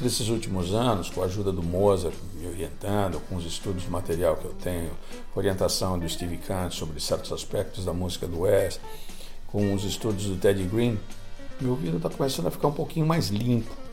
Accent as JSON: {"language": "Portuguese", "region": "São Paulo", "country": "Brazil", "tie": "born or raised there", "moved": "yes", "said": "Cresci em São Paulo"}